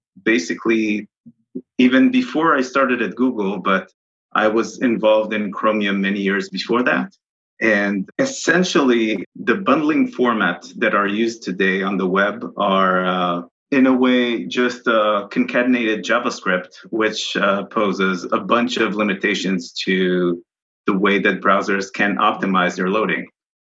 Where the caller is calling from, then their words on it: France; From France.